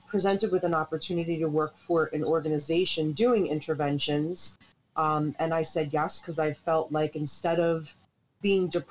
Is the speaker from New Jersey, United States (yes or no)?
yes; Hightstown, New Jersey, United States; also born or lived in East Windsor; From central New Jersey, born and raised in Hightstown.